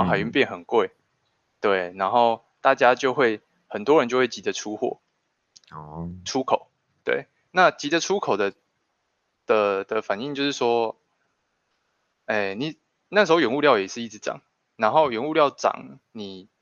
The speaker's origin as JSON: {"language": "Chinese", "region": "Changhua County", "country": "Taiwan", "said": "我们彰化这边的资源"}